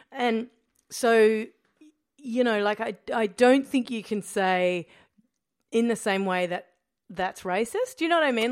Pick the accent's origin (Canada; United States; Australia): Australia; being Australian